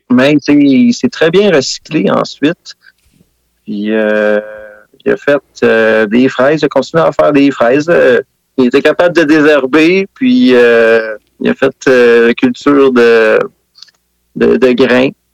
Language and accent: French; Sainte-Anne-des-Plaines, Quebec, Canada; Je viens de Saint-Anne-des-Plaines une euh, ancienne capitale de la fraise